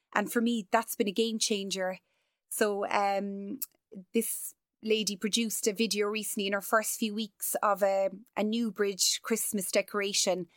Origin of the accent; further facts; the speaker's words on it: Cork, Munster, Ireland; as a Cork woman, as an Irish person